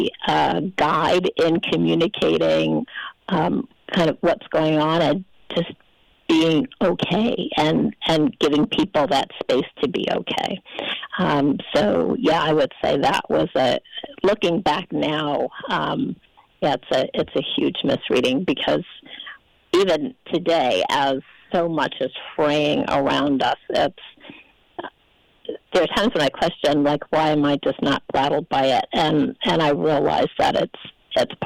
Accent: Charlotte, North Carolina, United States; I'm from Charlotte, North Carolina

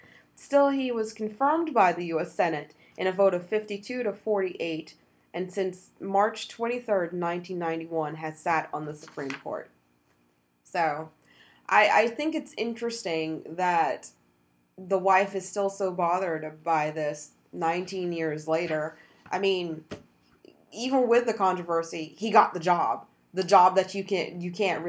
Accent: United States; we're Americans

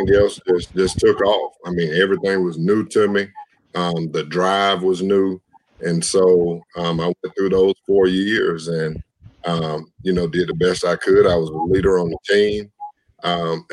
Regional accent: LaGrange, Georgia, United States; I grew up in Lagrange, Georgia

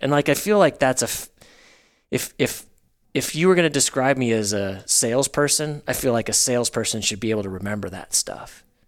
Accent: Northwest Arkansas, United States; I grew up in Northwest Arkansas

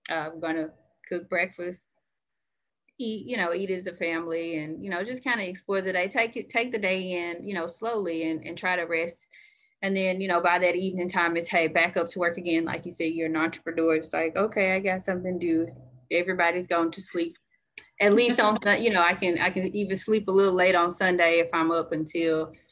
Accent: the South, United States; You know, I'm from the South, so I am a Southern girl.

